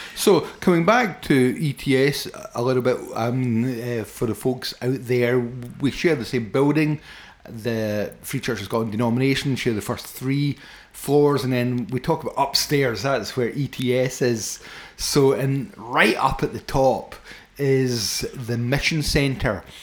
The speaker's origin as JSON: {"language": "English", "town": "Paisley", "region": "Scotland", "country": "United Kingdom", "tie": "born or raised there", "said": "I was brought up in Foxborough and Paisley, I was brought up in a council scheme"}